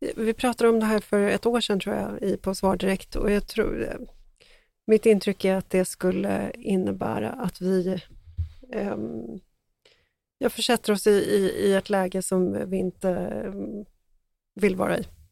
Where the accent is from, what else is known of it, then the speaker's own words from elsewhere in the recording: Sweden; som svensk